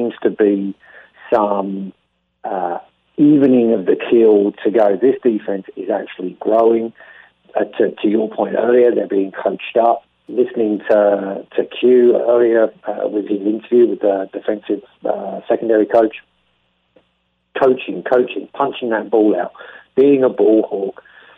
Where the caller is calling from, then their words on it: Australia; obviously I'm talking from Australia